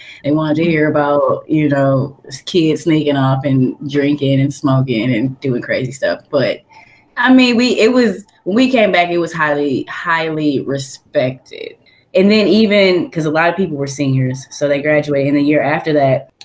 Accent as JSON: {"language": "English", "town": "Detroit", "region": "Michigan", "country": "United States", "also_born_or_lived": "Lansing, Michigan", "said": "I'm from Detroit and, you know, it's basically a city"}